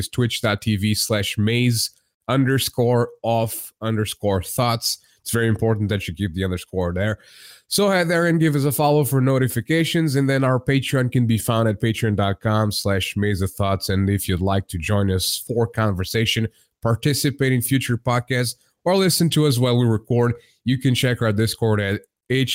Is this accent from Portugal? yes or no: yes; Portugal; I'm not an American. I'm Portuguese, and I'm in Portugal